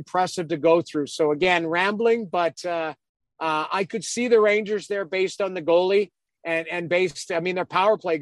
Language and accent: English; Edmonton, Alberta, Canada; I grew up in Edmonton